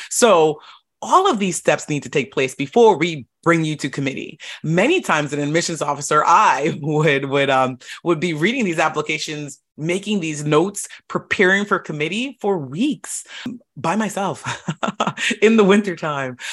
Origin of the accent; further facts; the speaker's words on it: Florida, United States; moved away as an adult; also born or lived in upstate New York / Boston, Massachusetts; I grew up in Florida.